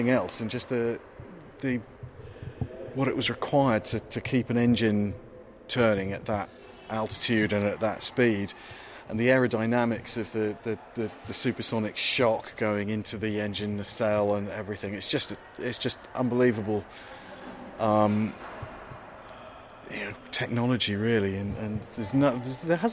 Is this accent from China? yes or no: no; East Anglia, East of England, United Kingdom; my childhood, in growing up in East Anglia during the 1980s